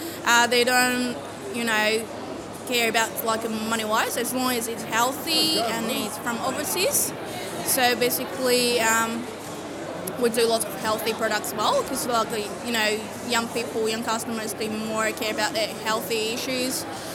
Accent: Northeast China, China

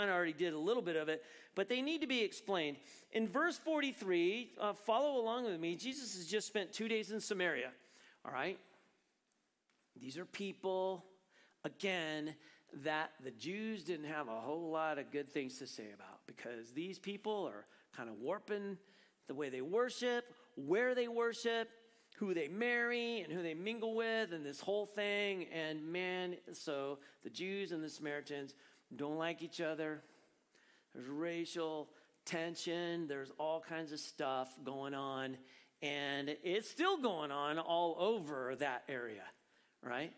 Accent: Prescott, Arizona, United States; moved away; I grew up in Prescott.

